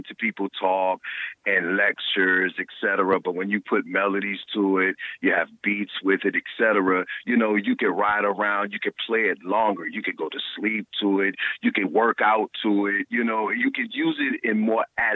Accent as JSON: {"language": "English", "region": "South Carolina", "country": "United States", "tie": "born or raised there", "also_born_or_lived": "New York / Atlanta", "moved": "as an adult", "said": "I grew up in the South. And, you know, I left down south because, you know, I'm from South Carolina."}